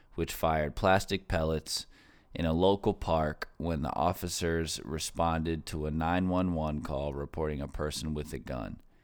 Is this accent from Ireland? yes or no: no; Florida, United States; in my home state, Florida